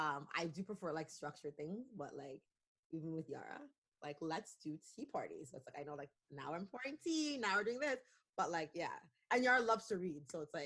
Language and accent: English; Canada; we're still excited to be Canadian